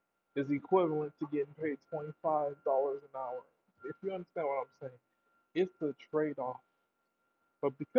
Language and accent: English; United States; I'm American